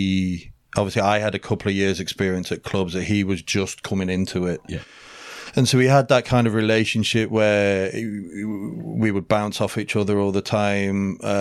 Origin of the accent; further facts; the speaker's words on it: Birmingham, West Midlands, United Kingdom; I am a Brummie lad.